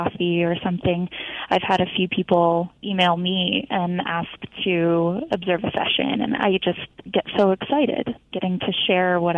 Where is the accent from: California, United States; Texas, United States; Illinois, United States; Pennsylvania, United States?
Texas, United States; moved away as an adult; now in Colorado, United States; I am not a Colorado native. I am actually from Texas. I moved here about 5 years ago for my graduate degree in music therapy